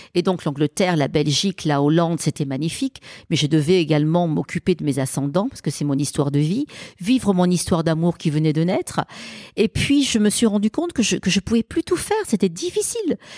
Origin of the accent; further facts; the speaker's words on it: Marseille, Provence-Alpes-Côte d'Azur, France; quand on grandit dans une cité des quartiers nord de Marseille